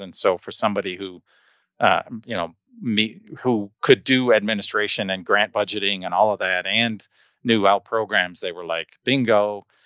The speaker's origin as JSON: {"language": "English", "town": "Detroit", "region": "Michigan", "country": "United States", "tie": "born or raised there", "first_language": "English", "moved": "as an adult", "lives_now": "Colorado, United States", "said": "I was born in Michigan"}